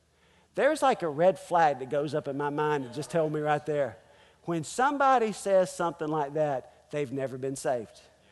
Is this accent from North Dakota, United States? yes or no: no; North Carolina, United States; also born or lived in Springfield, Missouri; Well, I was born in Springfield, Missouri. I lived 6 long weeks in Springfield, Missouri, and then came to North Carolina.